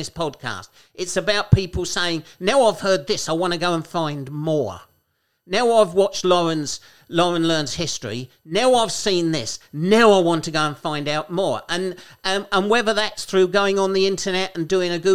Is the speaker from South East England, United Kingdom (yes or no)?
yes; Kent, South East England, United Kingdom; People think I'm from London, but I'm not from London. I'm from Kent